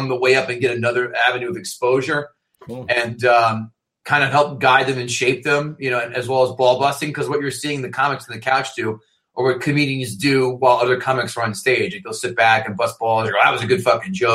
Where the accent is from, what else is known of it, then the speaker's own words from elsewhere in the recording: New Jersey, United States; I'm from Jersey